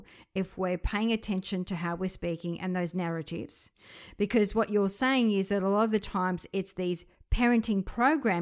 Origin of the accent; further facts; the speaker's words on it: Australia; also born or lived in France; We came over to Australia from France. And so I was born in France. I was 7 when we came to Australia